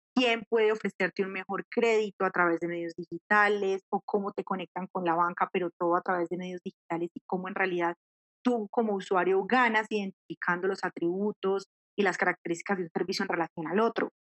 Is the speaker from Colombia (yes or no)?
yes; Manizales, Caldas, Colombia; moved away as an adult; now in Bogotá, Colombia; tomé la decisión de, de irme de Manizales y, venirme para Bogotá